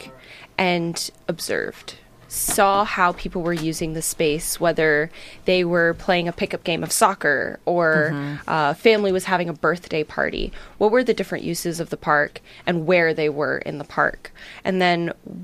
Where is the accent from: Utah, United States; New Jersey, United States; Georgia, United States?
New Jersey, United States; moved away as an adult; also born or lived in Syracuse, New York; now in Astoria, United States; Growing up in New Jersey